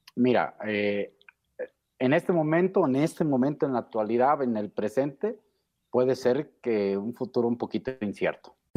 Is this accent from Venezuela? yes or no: no; Mexico; como buen mexicano